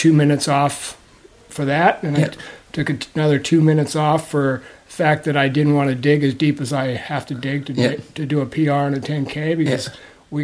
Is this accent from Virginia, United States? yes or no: no; Folsom, California, United States; Outside of Sacramento, Folsom, California.